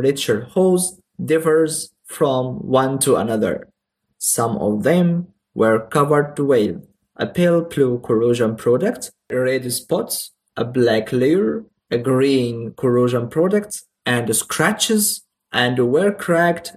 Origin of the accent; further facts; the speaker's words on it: Egypt; first language Arabic; English is a second language; my mother language is Arabic